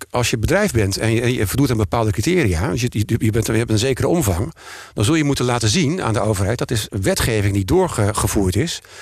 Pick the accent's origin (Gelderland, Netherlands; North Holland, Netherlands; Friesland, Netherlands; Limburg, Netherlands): North Holland, Netherlands; Amsterdam; En wij hebben er als Amsterdammers baat bij